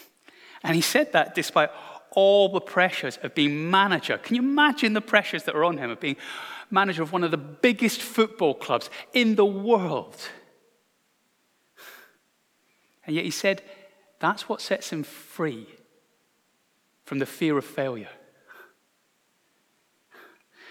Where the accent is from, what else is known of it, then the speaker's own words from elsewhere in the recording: Glasgow, Scotland, United Kingdom; Growing up in Glasgow in the 1980s